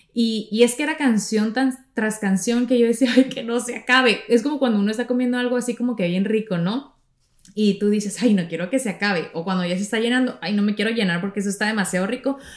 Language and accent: Spanish; Navojoa, Sonora, Mexico; moved away as an adult; now in United States; yo creo que tenía como 13 años, 12 años, en Navojoa, de donde yo soy, y en Sonora